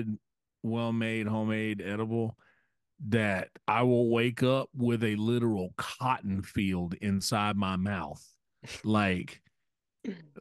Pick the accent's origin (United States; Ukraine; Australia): United States; South Carolina; I'm from South Carolina